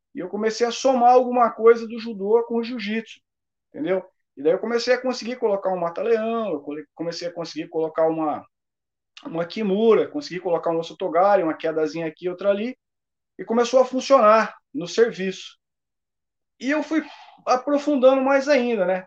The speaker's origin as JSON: {"language": "Portuguese", "region": "Paraná", "country": "Brazil", "said": "Sou do Paraná"}